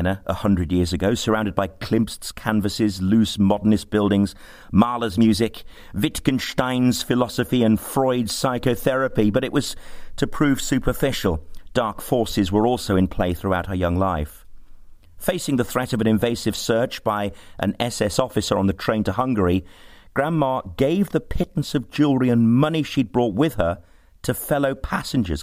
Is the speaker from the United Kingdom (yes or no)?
yes; Birmingham, West Midlands, United Kingdom; Growing up in Birmingham